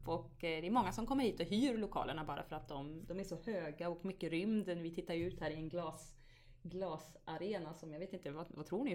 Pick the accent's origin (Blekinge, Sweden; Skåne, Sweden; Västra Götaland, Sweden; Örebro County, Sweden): Västra Götaland, Sweden; Vargön; moved away as an adult; also born or lived in Vänersborg; now in Stockholm, Sweden; Jag växte ju upp där och det var, det var en fantastisk uppväxt